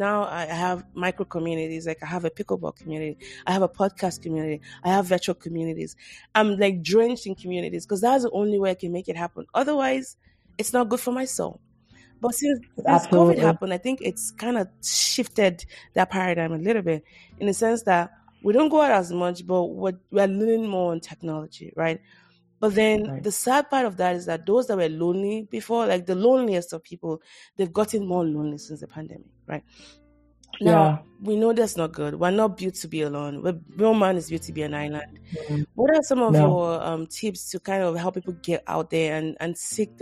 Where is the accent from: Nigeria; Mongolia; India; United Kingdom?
Nigeria; Lagos; moved away as an adult; now in United States; in Nigeria, in Lagos where I grew up